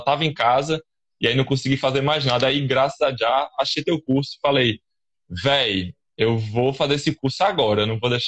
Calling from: João Pessoa, Paraíba, Brazil; Eu falo aqui da Paraíba, João Pessoa, da capital

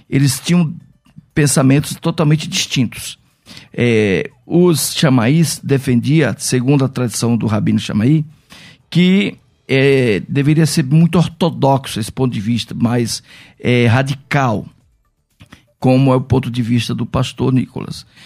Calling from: São Paulo, Brazil; sou aqui do interior de São Paulo.

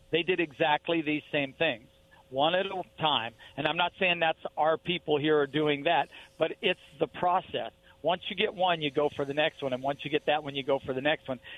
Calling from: Boardman, Oregon, United States; Hey, Rob, it's … I'm over by Boardman.

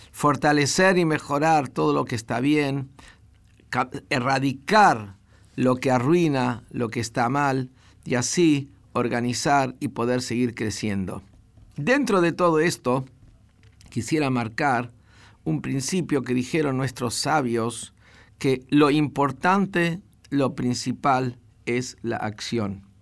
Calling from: Corrientes, Argentina; Hola Rabino … de Corrientes.

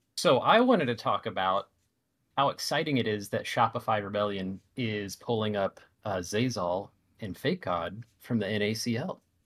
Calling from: Washington, United States; I'm calling in from Washington State

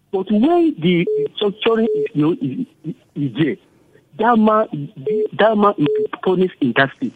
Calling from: Tudun Wada, Kano State, Nigeria

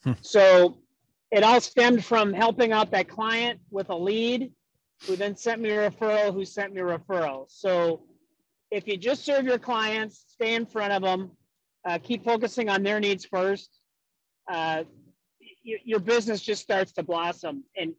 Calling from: West St. Paul, Minnesota, United States; I'm calling you from West St. Paul, Minnesota, which is south of St. Paul.

